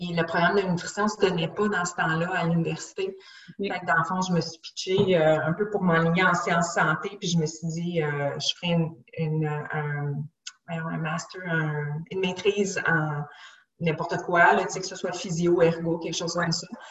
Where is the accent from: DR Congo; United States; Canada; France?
Canada; Montreal, Quebec; also born or lived in Gatineau / Chicoutimi; je suis native de Québec, mais j'ai grandi dans le l'ouest de l'île de Montréal